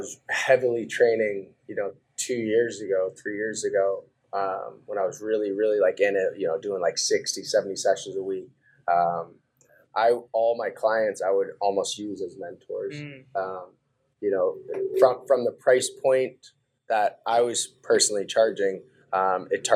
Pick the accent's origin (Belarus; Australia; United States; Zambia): United States; New Hampshire; also born or lived in Idaho; So I ended up growing up in New Hampshire from age of five